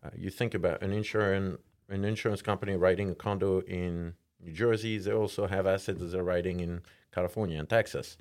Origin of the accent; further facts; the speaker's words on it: France; English is a second language; moved away as an adult; I'm from France. moved here about, like, uh, fifteen years ago